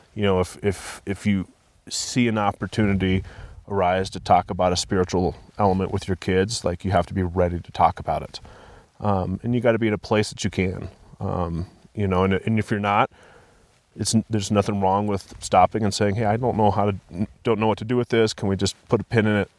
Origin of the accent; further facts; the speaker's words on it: Vail, Colorado, United States; also born or lived in Denver, Colorado; I grew up in Vail, Colorado